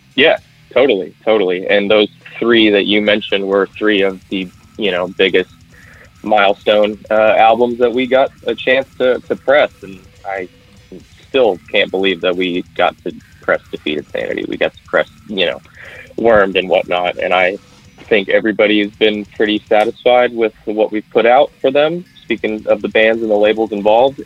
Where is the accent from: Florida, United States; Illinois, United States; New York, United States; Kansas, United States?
Kansas, United States; central; I am from Kansas. I do still live on the Kansas side, pretty close to that Missouri border over here by Kansas City. Um, but yeah, no, I'm not from the KC area. I'm from further into the center